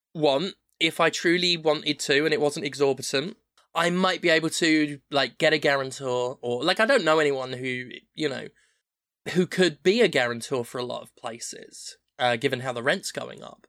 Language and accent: English; United Kingdom; moved away as an adult; also born or lived in United States; I'm a white British person